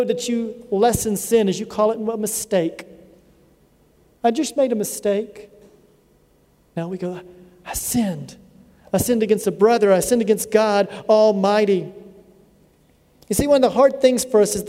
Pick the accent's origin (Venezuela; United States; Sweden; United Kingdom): United States; I'm an American from the United States